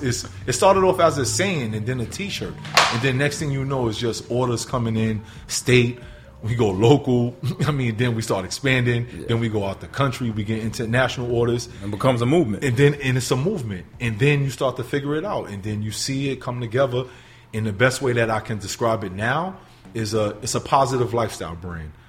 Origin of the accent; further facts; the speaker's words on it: New York City, New York, United States; moved away as an adult; also born or lived in Sullivan County, New York; now in Buffalo, United States; originally, born and raised in the Bronx